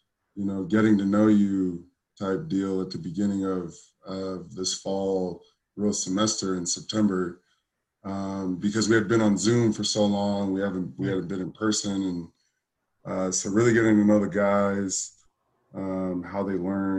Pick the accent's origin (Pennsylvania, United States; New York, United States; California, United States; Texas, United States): California, United States; Southern; growing up in Southern California